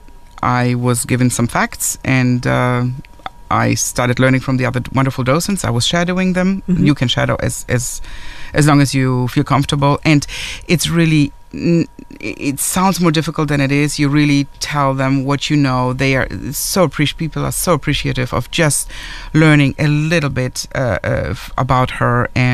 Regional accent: Germany; English is a second language; also born or lived in Poland; now in Orange County, United States; I am originally from Poland, grew up in Germany, moved to the United States.

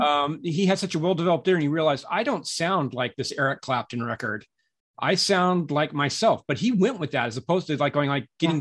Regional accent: Southern California, United States; moved away as an adult; also born or lived in San Francisco / New York City; I, I grew up in Southern California

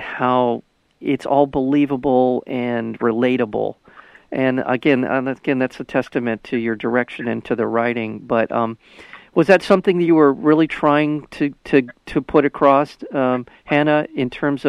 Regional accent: Los Angeles, California, United States; I grew up in the Los Angeles area

